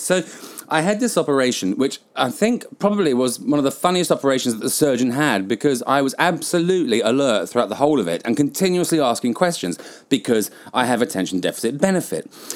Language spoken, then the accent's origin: English; England, United Kingdom; moved away; also born or lived in Southeast Asia; as a British person